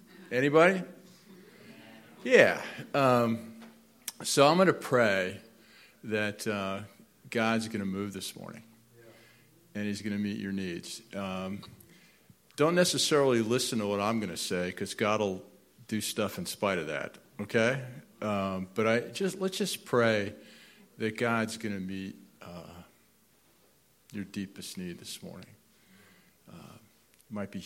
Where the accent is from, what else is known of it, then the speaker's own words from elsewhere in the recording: New Jersey, United States; moved away as an adult; also born or lived in Akron, Ohio; We grew up in New Jersey